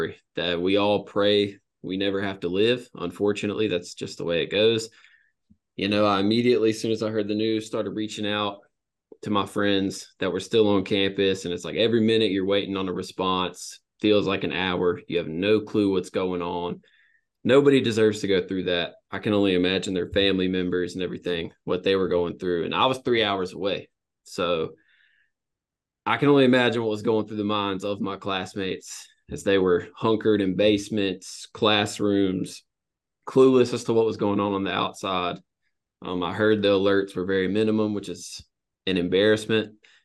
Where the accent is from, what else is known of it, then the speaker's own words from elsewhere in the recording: the South, United States; I'm from the South